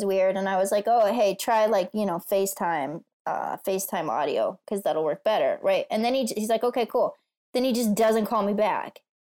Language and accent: English; East Coast, United States; now in Los Angeles, United States; I grew up in the East Coast